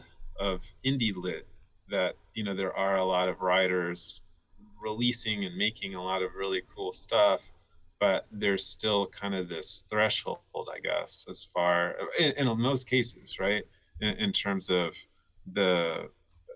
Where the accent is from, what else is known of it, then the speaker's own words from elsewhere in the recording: Miami, Florida, United States; also born or lived in Belgium; I grew up in Miami